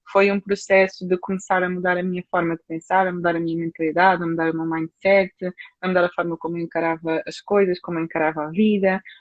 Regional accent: Portugal; sou de Portugal, tá?

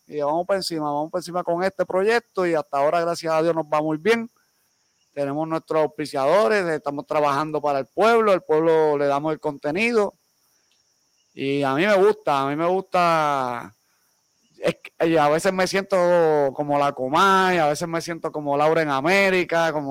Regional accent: Bayamón, Puerto Rico; born there; Yo nací en San Pablo, Bayamón, Puerto Rico. Y yo vivo bien orgulloso de mi pueblo

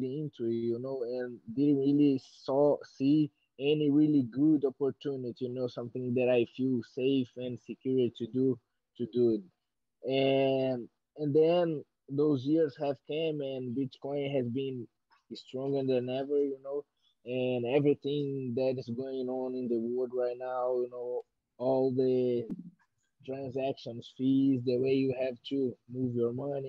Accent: Belo Horizonte, Minas Gerais, Brazil; English is a second language; moved away as an adult; also born or lived in New Mexico, United States; now in Rio de Janeiro, Brazil; I'm from Belo Horizonte, Minas Gerais, Brazil, but I live in training in Rio de Janeiro since I'm 18 years old

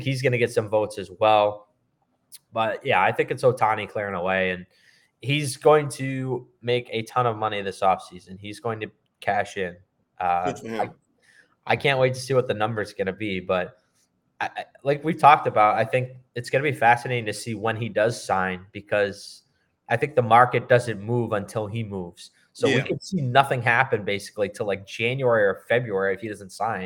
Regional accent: Boston area, Massachusetts, United States; I grew up in Boston area

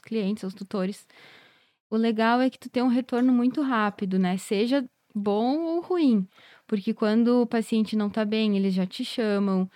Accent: Carlos Barbosa, Rio Grande do Sul, Brazil; moved away as an adult; also born or lived in Pelotas / Botucatu; fiz estágio lá na minha cidade, porque daí eu sou de Carlos Barbosa. Então, eu ia, visitava meus pais

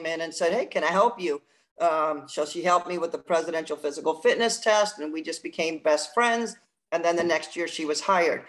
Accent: New Jersey, United States; I grew up in New Jersey, and I actually started on the basketball court at the age of 4

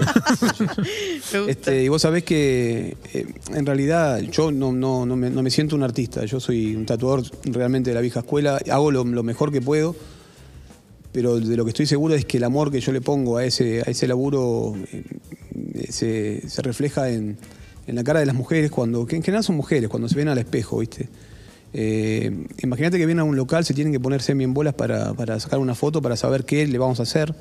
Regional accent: Buenos Aires, Argentina; yo estoy profundamente orgulloso de decir que soy de Lugano

